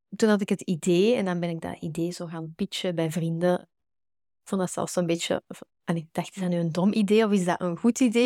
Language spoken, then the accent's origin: Dutch; Antwerp, Flanders, Belgium; Ik kom uit Bergen, uh, eh, Antwerpen